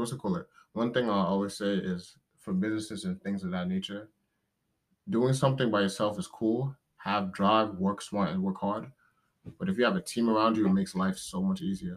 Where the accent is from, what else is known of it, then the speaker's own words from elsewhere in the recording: New York City, New York, United States; I'm from New York City, uh, Brooklyn, New York